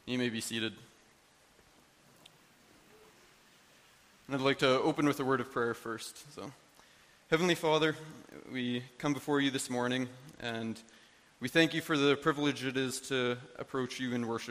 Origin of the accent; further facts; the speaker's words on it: Canada; I was born in Canada